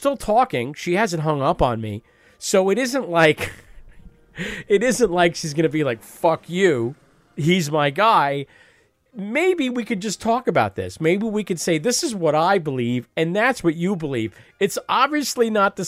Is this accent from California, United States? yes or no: no; New York area, United States; I grew up in the New York area